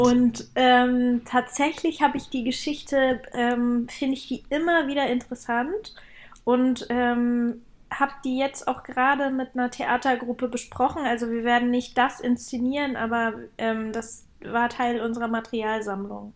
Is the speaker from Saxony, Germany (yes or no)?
yes; Leipzig, Saxony, Germany; moved away; Also ich komme aus Leipzig und ähm, da feiert man Jugendweihe statt äh, Konfirmation.